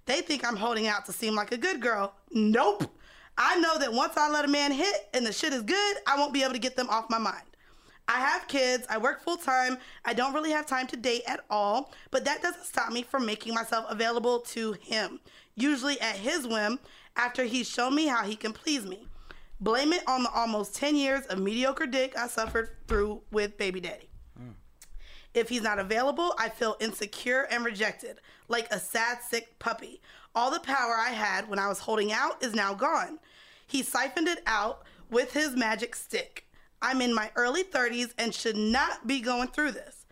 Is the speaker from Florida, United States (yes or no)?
yes; Florida, United States; moved away as an adult; now in New York, United States; we're both from Florida